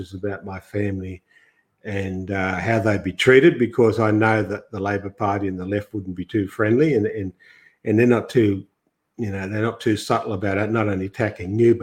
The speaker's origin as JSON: {"language": "English", "town": "Grafton", "region": "New South Wales", "country": "Australia", "tie": "born or raised there", "moved": "yes", "said": "coming from the country too, I was born in Grafton, and half my life has been in the bush."}